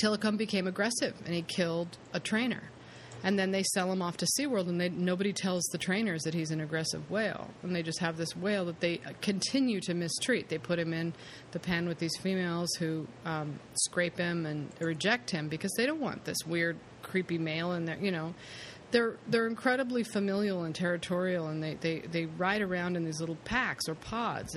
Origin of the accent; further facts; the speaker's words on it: California, United States; being a Californian